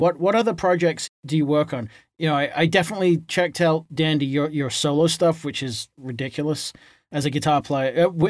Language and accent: English; England, United Kingdom; also born or lived in Boston, United States; now in Texas, United States; Texas now, but my wife's from outside of Boston and we were up there for 18. I was up there 18. I'm originally from England. I moved there.